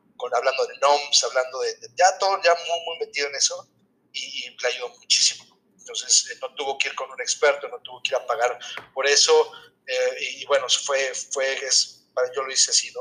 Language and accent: Spanish; Atizapán de Zaragoza, State of Mexico, Mexico; moved away as an adult; also born or lived in Torreón / Calgary; now in Halifax, Canada; nací en la colonia de Roma, eh, eh, en el DF, en la Ciudad de México, pero realmente crecí todo, el tiempo en Atizapán, en Zaragoza, en Atizapán y Tlanepantla